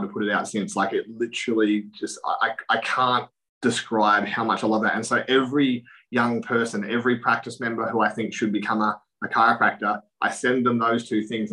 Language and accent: English; Casterton, Victoria, Australia; I'm from Casterton in country Victoria